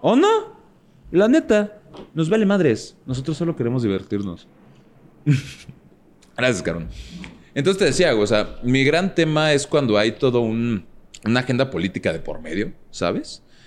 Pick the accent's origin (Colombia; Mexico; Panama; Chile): Mexico; desde México te lo digo